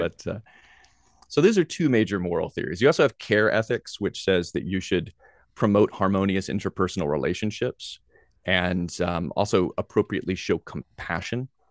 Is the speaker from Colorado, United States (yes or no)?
no; Nashville, Tennessee, United States; moved away as an adult; also born or lived in Greenville, South Carolina / Hawaii; I grew up in Nashville, Tennessee